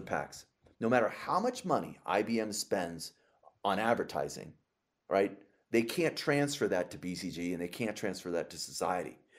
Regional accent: Los Angeles, California, United States; my hometown of Los Angeles

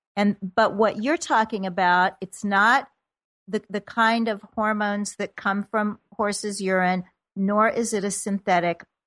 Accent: Kansas City, Missouri, United States; moved away; my hometown of Kansas City

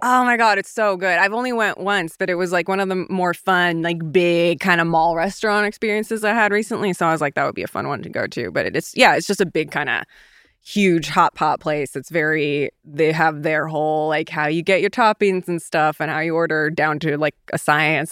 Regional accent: Iowa City, Iowa, United States; moved away; my hometown of Iowa City

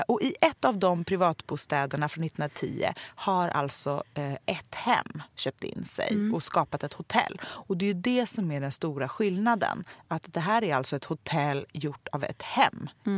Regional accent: Stockholm, Stockholm County, Sweden; jag är ju uppvuxen på Östermalm

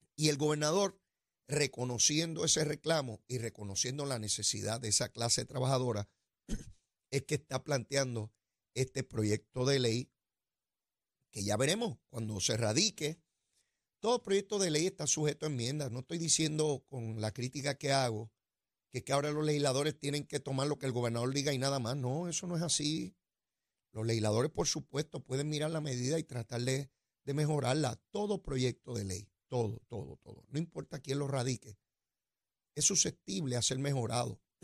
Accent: Puerto Rico; yo soy de acá del trópico.

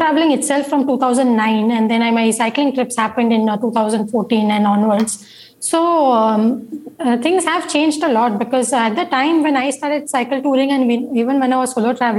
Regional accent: Mumbai, Maharashtra, India; I'm coming from India, no Bombay. So I am not used to those climates

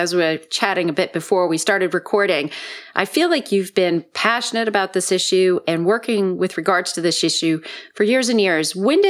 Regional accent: Boston, Massachusetts, United States; Boston is basically my hometown

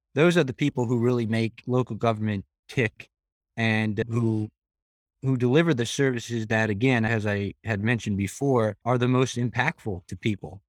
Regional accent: Frackville, Pennsylvania, United States; my hometown of Frackville

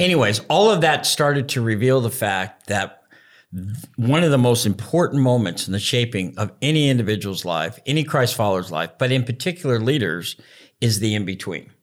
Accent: United States; being American

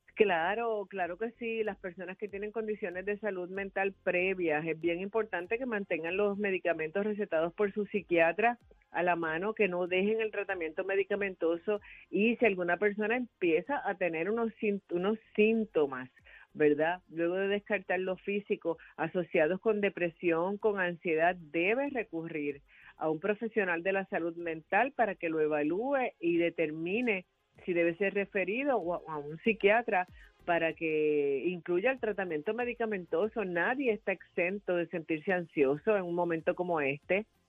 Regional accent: Arecibo, Puerto Rico; una persona en mi pueblo en Arecibo era guardia de, en el colegio donde yo estudié

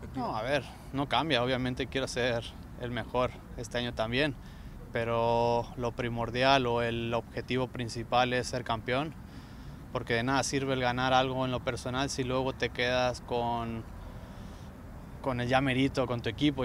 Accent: Mexico; moved away; en mi país, me encanta México

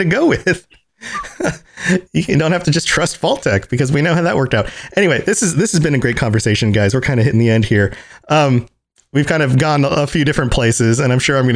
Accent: United States; I can only speak as an American

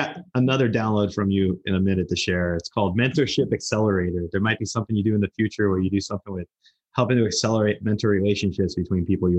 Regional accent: New Jersey, United States; I'm from Jersey

